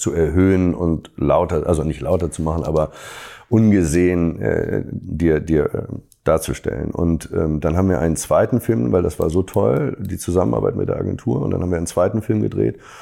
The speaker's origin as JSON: {"language": "German", "region": "Hamburg", "country": "Germany", "said": "Als Hamburger"}